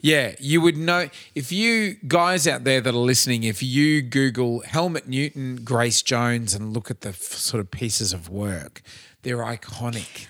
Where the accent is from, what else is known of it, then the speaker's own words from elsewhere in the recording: Cairns, Queensland, Australia; I f- was from Cairns